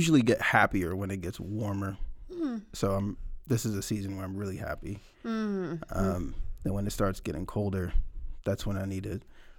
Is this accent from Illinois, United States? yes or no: no; Philadelphia, Pennsylvania, United States; So I am from Philadelphia, from the East Coast.